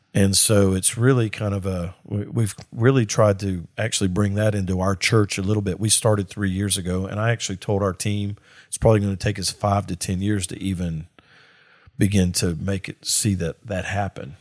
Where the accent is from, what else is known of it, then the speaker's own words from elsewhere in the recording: Mississippi, United States; I'm from Mississippi